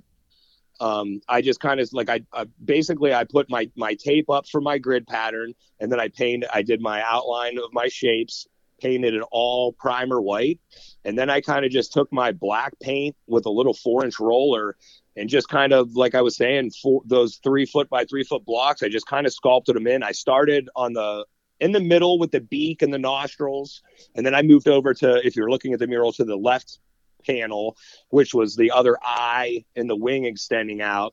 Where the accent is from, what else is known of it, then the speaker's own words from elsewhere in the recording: Austintown, Ohio, United States; still in the house that I grew up in Austin Town